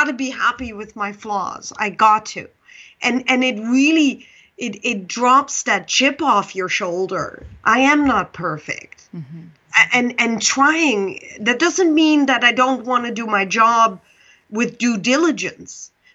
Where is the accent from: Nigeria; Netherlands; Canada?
Netherlands; English is a second language; moved away; also born or lived in Pakistan; I'm Dutch